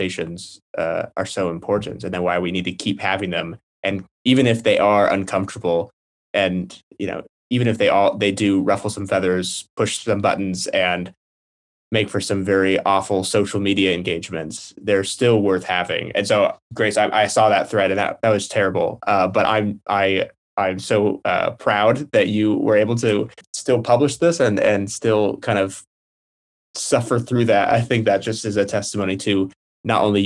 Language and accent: English; United States; also born or lived in Britain; now in United Kingdom; being an American in Britain